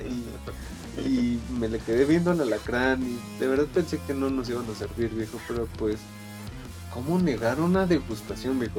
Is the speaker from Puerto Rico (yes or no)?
no; Puebla, Mexico; yo soy de Puebla